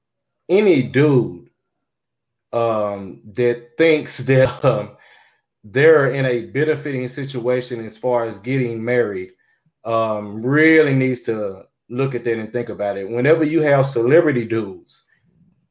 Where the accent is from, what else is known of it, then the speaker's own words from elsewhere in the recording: the South, United States; I'm from the South